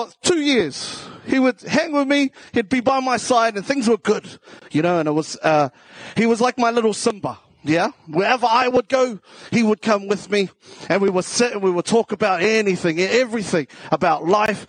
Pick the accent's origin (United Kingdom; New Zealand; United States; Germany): New Zealand; Auckland; accent: South Auckland; also born or lived in Taranaki / Waitara; I grew up in South Auckland.